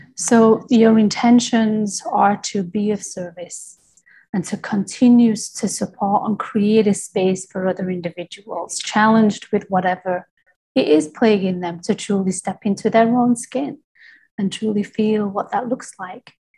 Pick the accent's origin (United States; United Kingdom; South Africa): United Kingdom; I'm from Britain